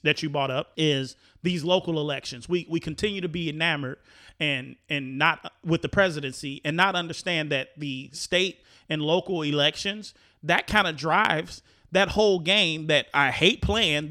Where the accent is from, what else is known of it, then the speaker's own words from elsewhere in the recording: Chicago, Illinois, United States; moved away as an adult; now in Florida, United States; being a kid growing up in Chicago and an adult in Chicago and experienced voting cycles in Chicago, Illinois, and then moving to Florida